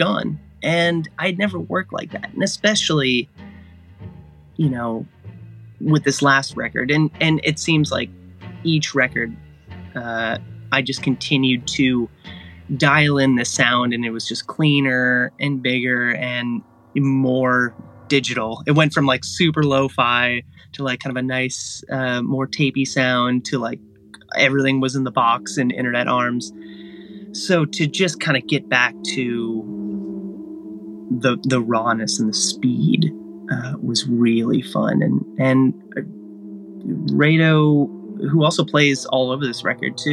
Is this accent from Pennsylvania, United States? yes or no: no; Agoura Hills area, California, United States; I visited his grave, which is located just outside my hometown